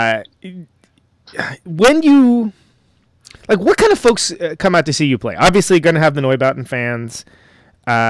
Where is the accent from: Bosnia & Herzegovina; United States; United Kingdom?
United States; West Coast; I come from the West Coast